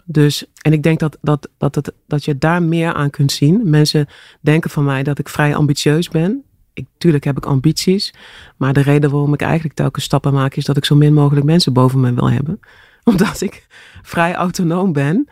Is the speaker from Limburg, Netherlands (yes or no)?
yes; Grubbenvorst, Limburg, Netherlands; moved away; also born or lived in Horst aan de Maas / Broekhuizen; ik ben geboren in Horst aan de Maas. Ja. En ik ben opgegroeid in uh, Grubbevorst, eh, in de buurt van Venlo.